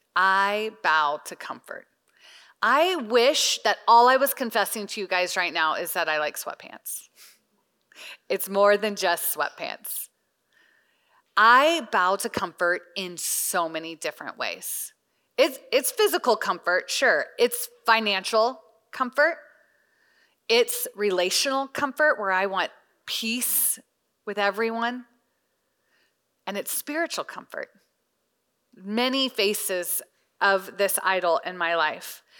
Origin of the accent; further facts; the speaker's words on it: the Bible Belt, United States; I grew up in the Bible Belt